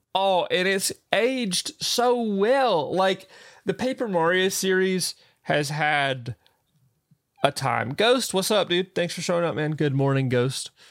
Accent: the South, United States; accent: southern; my little southern accent

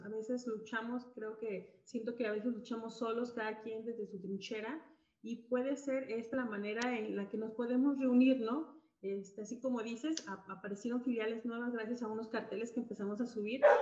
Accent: Guadalajara, Jalisco, Mexico; Yo soy de, de Guadalajara, Jalisco

